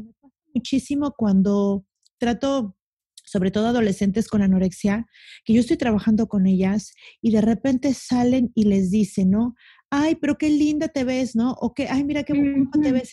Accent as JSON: {"language": "Spanish", "region": "Mexico City", "country": "Mexico", "moved": "yes", "lives_now": "Cancún, Mexico", "said": "Yo soy de la Ciudad de México, me, cambié a Cancún."}